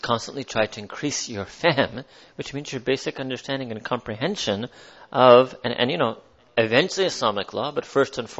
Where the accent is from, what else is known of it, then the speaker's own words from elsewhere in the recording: United States; I was born in America